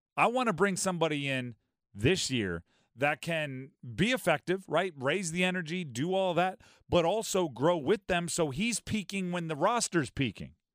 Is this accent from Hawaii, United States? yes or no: yes; Hawaii, United States; moved away; I grew up in Hawaii for a big part of my childhood